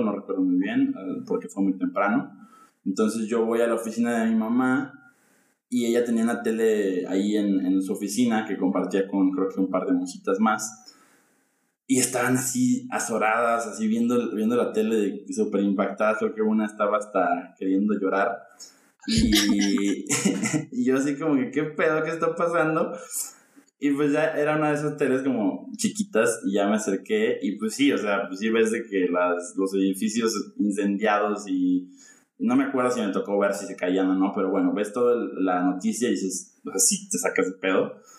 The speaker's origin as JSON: {"language": "Spanish", "country": "Mexico", "said": "en mi colegio de, monjitas, como, como buen mexicano católico"}